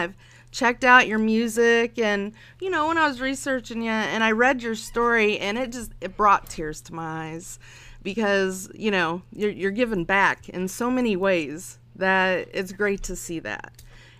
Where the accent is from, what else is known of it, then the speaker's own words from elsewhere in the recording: Phoenix, Arizona, United States; born there; I was born in Phoenix. Definitely. Like a phoenix rising from its ashes.